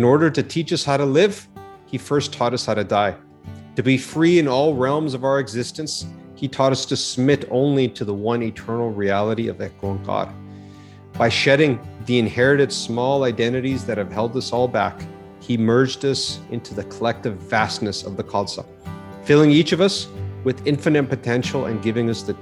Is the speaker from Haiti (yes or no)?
no; Calgary, Alberta, Canada; an apathetic and confused teenager growing up in Calgary, Alberta